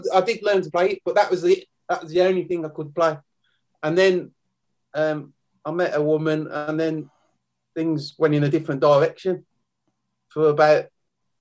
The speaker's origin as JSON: {"language": "English", "town": "Birmingham", "region": "West Midlands", "country": "United Kingdom", "tie": "born or raised there", "also_born_or_lived": "Tamworth", "said": "I grew up in Great Barn, Birmingham, not far from the Villa Ground"}